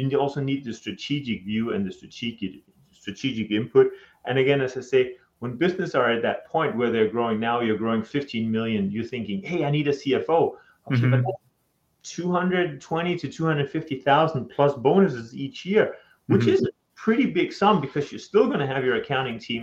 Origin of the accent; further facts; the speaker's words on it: Denmark; moved away as an adult; now in United States; I'm from Denmark.